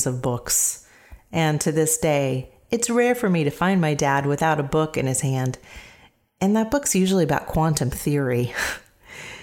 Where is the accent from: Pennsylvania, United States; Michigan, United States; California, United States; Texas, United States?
California, United States; San Jose; I was raised in San Jose, California, in a middle-class family